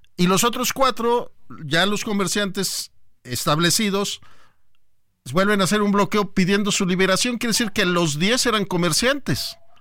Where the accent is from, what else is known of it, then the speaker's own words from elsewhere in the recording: Mexico; somos el típico mexicano